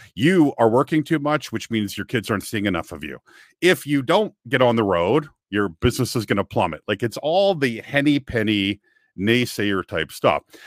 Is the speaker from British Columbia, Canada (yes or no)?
yes; Kamloops, British Columbia, Canada; moved away as an adult; also born or lived in Vancouver, Canada; my hometown, which is a place called Kamloops, B C, it's an interior town about three hours north of Vancouver